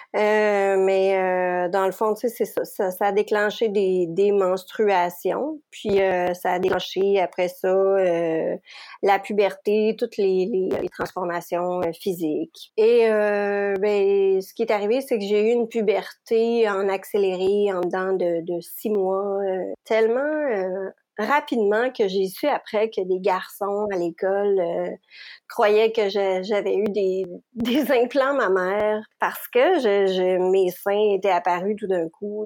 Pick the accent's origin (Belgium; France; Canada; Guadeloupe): Canada; Quebec; je suis québécoise. J'habite la région de Montréal